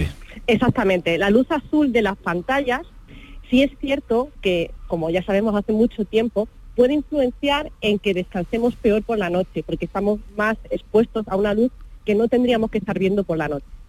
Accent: Río Tinto, Andalusia, Spain; mi tierra

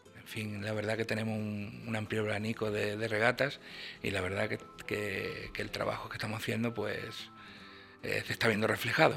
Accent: La Cala del Moral, Andalusia, Spain; yo que soy de la Cala del Moral

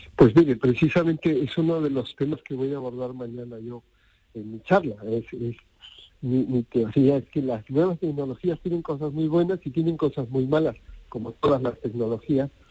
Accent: Arequipa, Peru; moved away as an adult; now in Spain; mi ciudad natal, Arequipa

